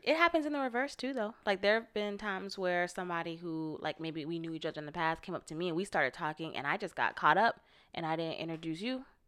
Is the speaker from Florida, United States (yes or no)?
yes; Florida, United States; now in Los Angeles, United States; I'm from Florida, which is on the East Coast